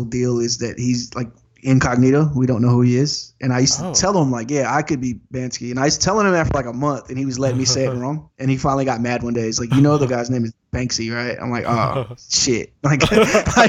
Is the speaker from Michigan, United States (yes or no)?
no; Sacramento, California, United States; I'm from Sacramento